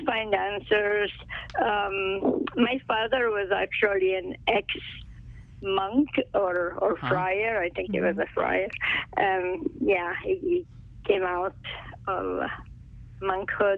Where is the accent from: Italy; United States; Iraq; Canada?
Italy; English is a second language; moved away; I was born and raised in Italy, so as you can tell by my accent